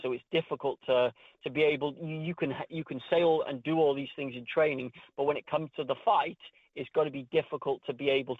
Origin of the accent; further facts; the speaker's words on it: Wales, United Kingdom; They lost to my home country, Wales.